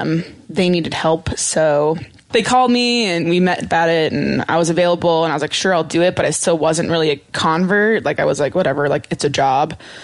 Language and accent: English; Montana, United States; I grew up in Montana